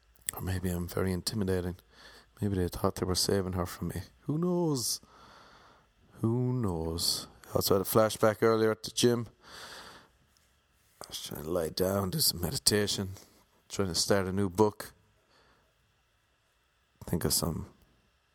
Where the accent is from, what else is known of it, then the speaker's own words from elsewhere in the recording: Ireland; accent: Irish; now in Los Angeles, United States; I had an Irish accent